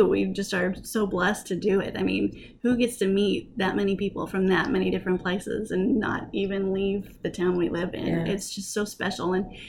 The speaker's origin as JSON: {"language": "English", "region": "Montana", "country": "United States", "tie": "born or raised there", "also_born_or_lived": "South Dakota, United States / Wyoming, United States / Oklahoma, United States", "said": "Well, I was born in Montana, grew up in Montana, South Dakota, Wyoming, ended up at the university in Oklahoma, the Oklahoma Wesleyan University."}